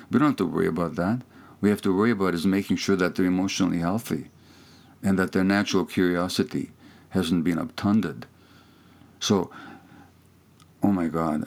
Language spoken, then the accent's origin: English; Hungary; first language Hungarian; English is a second language; moved away; that's my native language, my mother tongue, although I I'm more fluent in English now